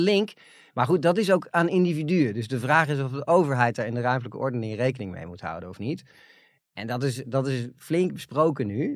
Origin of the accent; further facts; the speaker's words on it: Netherlands; waar wij allemaal als Nederlanders trots op zijn